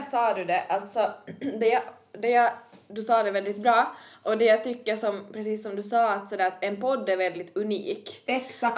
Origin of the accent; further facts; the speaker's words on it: Kristinestad, Ostrobothnia, Finland; jag är från Kristinestad men jag har ju ändå växt upp mycket i du, som på landet